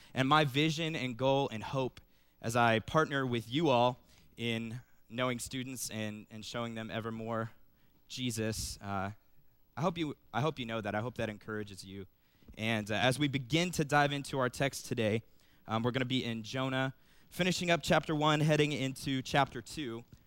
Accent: Cincinnati, Ohio, United States; moved away as an adult; also born or lived in Cedarville, Ohio; I'm originally from Cincinnati

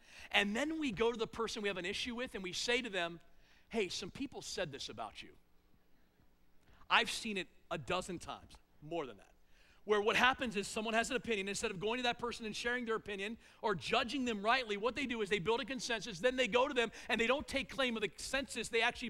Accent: East Coast, United States; now in North Central Ohio, United States; Here in North Central Ohio, the way we gossip and assume things, here's how we do it. And I came from the East Coast.

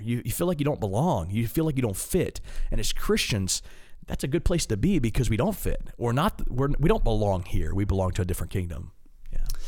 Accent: Maryland, United States; I'm an East Coast guy. I'm, I'm from Maryland.

